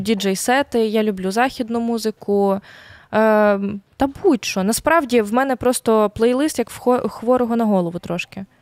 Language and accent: Ukrainian; Volyn Oblast, Ukraine; also born or lived in Lviv; now in Kyiv, Ukraine; Я я волинянка е, з польським корінням, трошки з циганським корінням, трошки з львівським корінням.